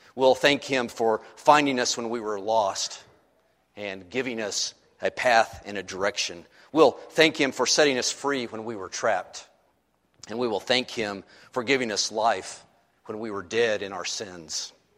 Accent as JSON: {"language": "English", "country": "United States", "said": "who happens to be an American"}